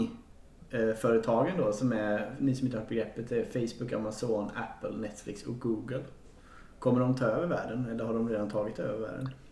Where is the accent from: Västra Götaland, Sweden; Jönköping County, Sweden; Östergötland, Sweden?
Jönköping County, Sweden; Jönköping; moved away; jag är inte från Stockholm heller. Men, men, eh, så den här tiden bodde jag i min hemstad Jönköping.